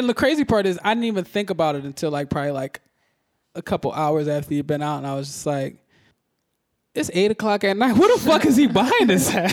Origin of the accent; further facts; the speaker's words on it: Philadelphia, Pennsylvania, United States; I'm from Philly.